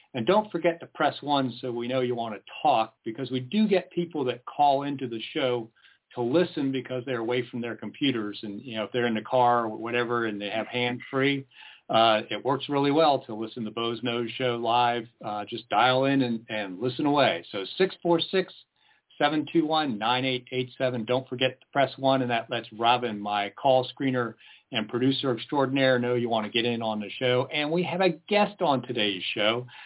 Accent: East Coast, United States; moved away as an adult; now in Lane County, United States; I'm originally from the East Coast. I'm a transplant.

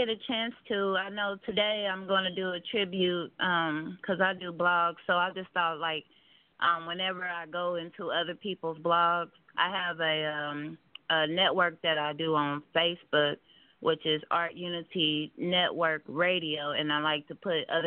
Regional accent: Kansas City, Kansas, United States; I'm from Kansas City, Kansas. Um, I actually stayed down here since I was two, so this is all I know down here.

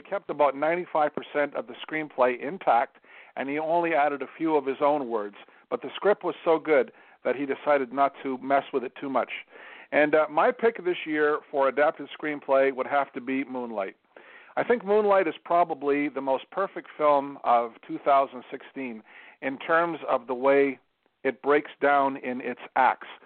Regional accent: Canada; My Home Country

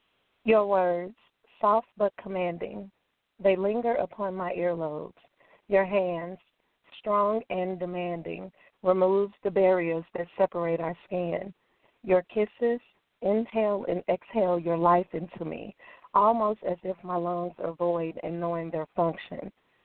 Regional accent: St. Louis, Missouri, United States; I'm from St. Louis, Missouri.

